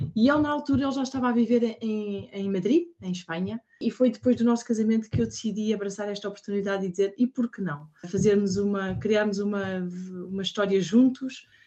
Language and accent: Portuguese; Portugal; moved away as an adult; also born or lived in Spain / Ireland; now in Paris, France; somos portugueses cá fora